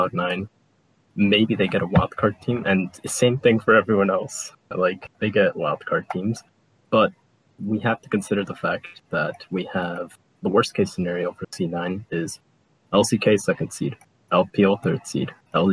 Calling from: Memphis, Tennessee, United States; I wish I wasn't calling from Memphis, Tennessee

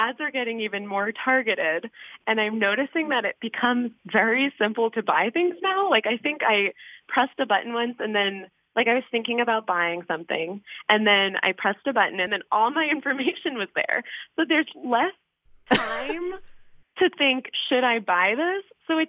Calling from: Brookline, Massachusetts, United States; I'm calling from Brookline.

